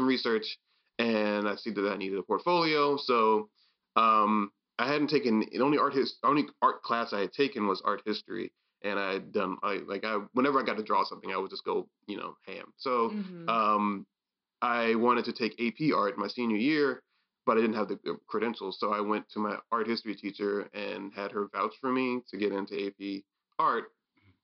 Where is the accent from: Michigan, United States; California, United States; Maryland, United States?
Maryland, United States; I'm from Maryland